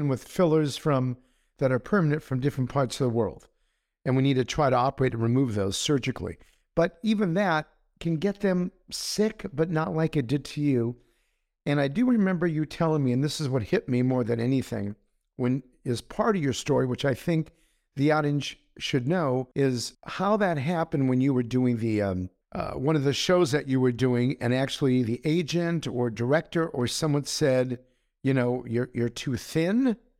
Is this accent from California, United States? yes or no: yes; Los Angeles, California, United States; I was raised in Los Angeles. So I'm an Angelino.